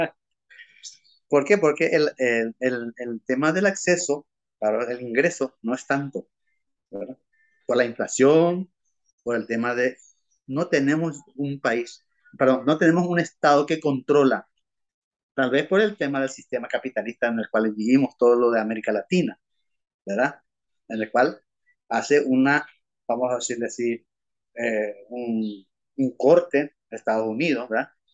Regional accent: Asunción, Paraguay; Soy asunceno, nacido en Asunción

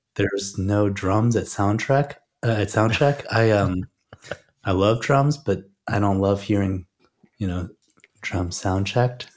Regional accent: Chicago, Illinois, United States; I grew up in Chicago and had, uh, played in a lot of bands in Chicago as well

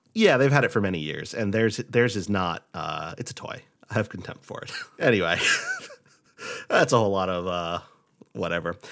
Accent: Rhode Island, United States; born or raised there; moved away

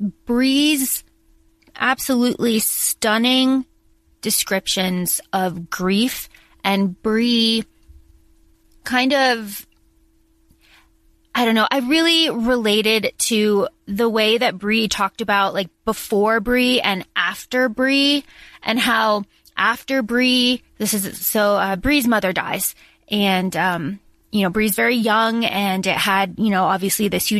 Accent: the South, United States; We grew up in the South

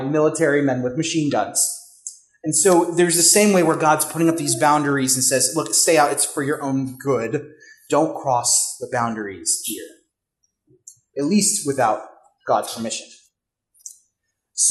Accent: Richmond, Virginia, United States; moved away; also born or lived in Pittsburgh; I grew up in Richmond, Virginia.

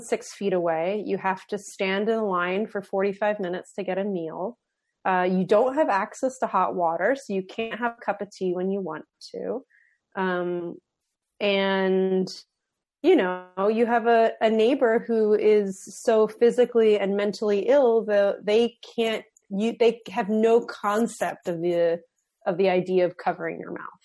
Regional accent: Philadelphia, Pennsylvania, United States; I'm from Philly.

